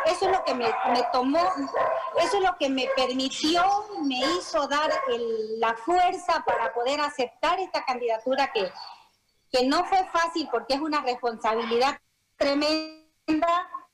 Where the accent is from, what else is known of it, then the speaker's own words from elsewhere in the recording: Bolivia; los bolivianos